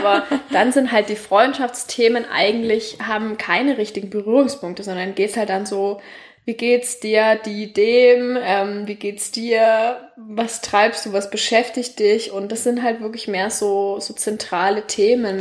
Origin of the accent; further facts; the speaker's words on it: Nuremberg, Bavaria, Germany; also born or lived in Tübingen; ich komme tatsächlich aus Franken, aus Nürnberg